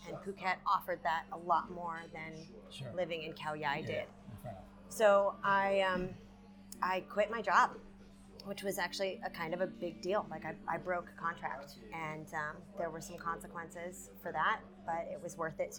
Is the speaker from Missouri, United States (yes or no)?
yes; St. Louis, Missouri, United States; moved away as an adult; also born or lived in Colorado / Doha, Qatar; now in Thailand; I grew up in the Midwest. I grew up in St. Louis, but I moved to Colorado to go to university.